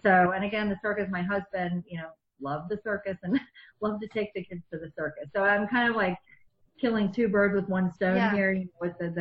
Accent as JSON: {"language": "English", "region": "East Coast", "country": "United States", "tie": "born or raised there", "also_born_or_lived": "outside Chicago", "moved": "yes", "lives_now": "Chicago area, United States", "said": "I grew up on the East Coast"}